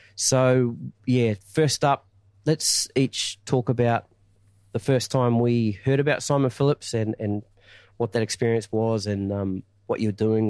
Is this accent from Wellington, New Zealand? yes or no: yes; Masterton, Wellington, New Zealand; my hometown, Masterton